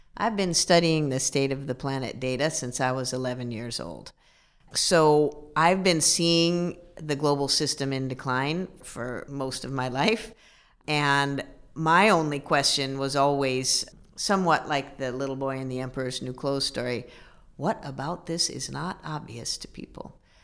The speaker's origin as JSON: {"language": "English", "region": "Midwest", "country": "United States", "said": "I'm a Midwesterner, so, uh, we're very practical people"}